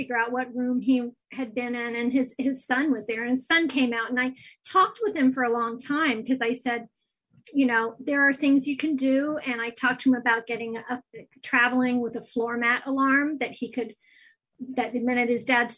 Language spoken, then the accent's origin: English; Athens, Ohio, United States; Athens is where I grew up.